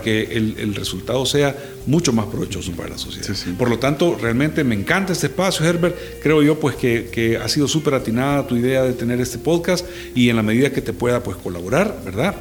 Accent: El Salvador; como salvadoreños

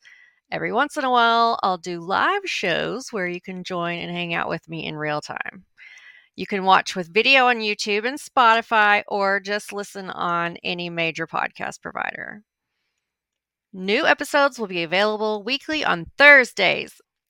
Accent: Arkansas, United States; born there; also born or lived in Montana; To introduce myself, I was born in Arkansas. When I'm traveling overseas, I usually have to explain that that's a little state close to Texas in the southern U.S.

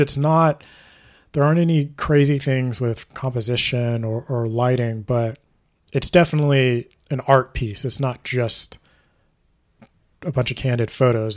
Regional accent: Houston, Texas, United States; I'm from Houston, so we would go from Houston to Alabama to visit my grandmother

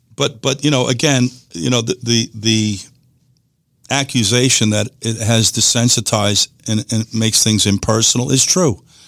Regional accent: United States; I'm saying this to you as an American citizen. I'm born in this country.

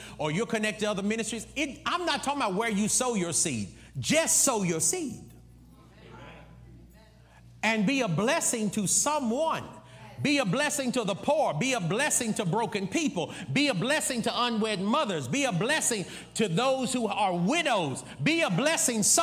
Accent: United States; I'm one of them dumb Americans

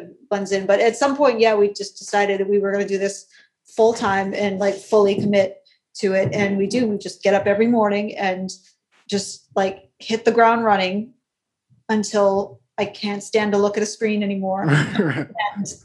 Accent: Eastern Massachusetts, United States; moved away as an adult; also born or lived in Portland; We're both from Eastern Massachusetts

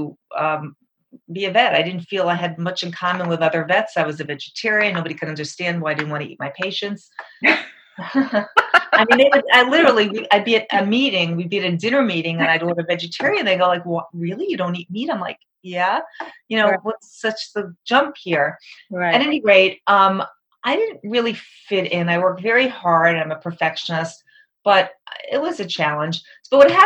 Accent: Long Island, New York, United States; moved away as an adult; also born or lived in Perugia, Italy; I'm from New York, Long Island area.

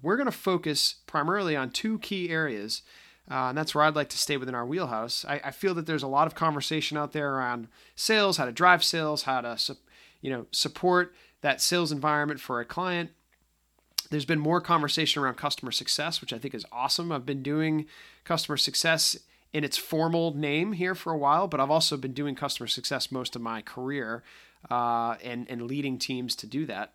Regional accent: just outside of Boston, Massachusetts, United States; accent: slight accent (Boston); I may have a slight accent. I am just outside of Boston. So if I tend to sound like I'm from Goodwill Hunting, that's just, uh, the old school of me getting out. But, um, no, I, uh, I enjoy being from the Northeast

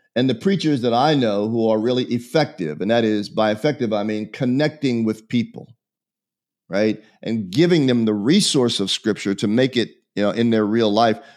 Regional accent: Pittsburgh, Pennsylvania, United States; I was born in Pittsburgh, Pennsylvania in a foundling home

